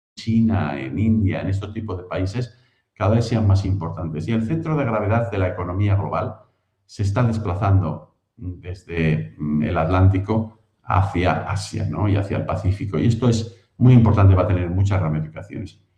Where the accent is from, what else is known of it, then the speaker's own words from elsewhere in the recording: Spain; moved away as an adult; also born or lived in United States; now in Cambridge, United Kingdom; Nacido en España, criado en España, también estudié allí la primaria, la secundaria